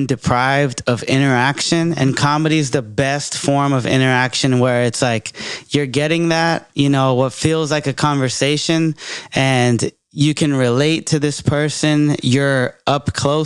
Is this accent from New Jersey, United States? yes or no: no; Bay Area, California, United States; I'm from the Bay